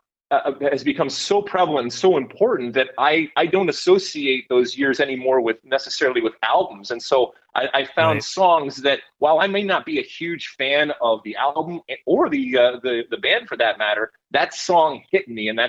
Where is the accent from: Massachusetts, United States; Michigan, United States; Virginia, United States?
Michigan, United States; Detroit; also born or lived in Athens, Greece; I grew up in Detroit, and I grew up going back and forth between Detroit and Athens, Greece